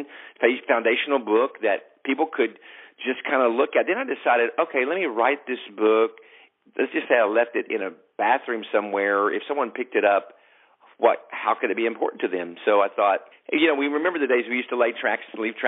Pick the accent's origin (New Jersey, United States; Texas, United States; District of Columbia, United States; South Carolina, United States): Texas, United States; Longview; I was actually running a nightclub in my hometown of Longview, Texas here